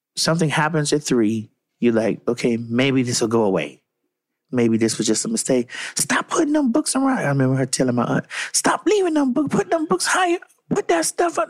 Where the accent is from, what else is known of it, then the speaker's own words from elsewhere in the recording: Miami, Florida, United States; I'm from Miami, guys, and I lived through Hurricane Andrew.